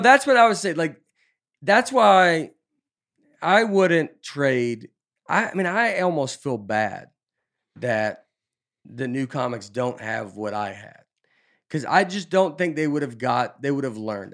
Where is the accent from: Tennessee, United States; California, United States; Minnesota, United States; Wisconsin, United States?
Tennessee, United States; Nashville; moved away as an adult; also born or lived in New York City; I'm just from Nashville